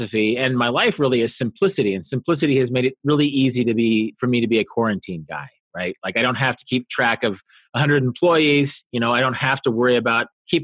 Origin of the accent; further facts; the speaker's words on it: Kansas, United States; moved away as an adult; also born or lived in Korea; I was a kid from Kansas living in Korea